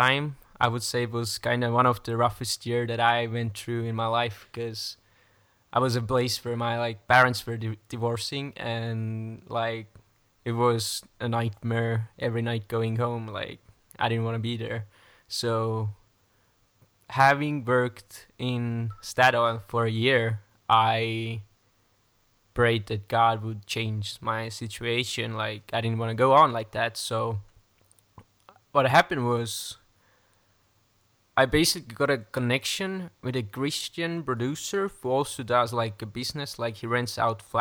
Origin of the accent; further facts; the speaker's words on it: Estonia; I'm from Estonia and I'm part of Praise Chapel Tallinn